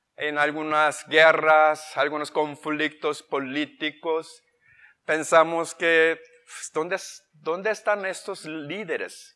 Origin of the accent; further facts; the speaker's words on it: United States; Spanish is a second language; moved away as an adult; also born or lived in South Korea / Ciudad Juárez, Mexico; now in Spain; nosotros nacimos en Corea em, del Sur y crecimos en los Estados Unidos, capital, área de Washington